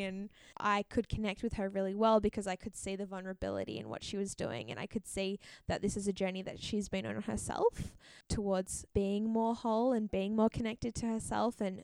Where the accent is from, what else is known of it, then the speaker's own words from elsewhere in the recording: Pacific Northwest, United States; also born or lived in California; now in Portland, United States; So I am from the Pacific Northwest of the United States. So I was born in California, but now I live in Oregon, Portland, Oregon.